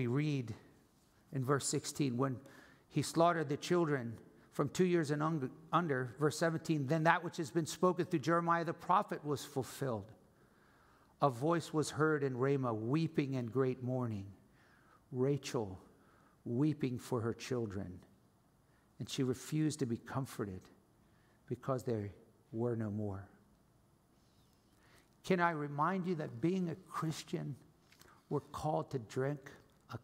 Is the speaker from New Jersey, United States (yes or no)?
yes; New Jersey, United States; I'm from New Jersey.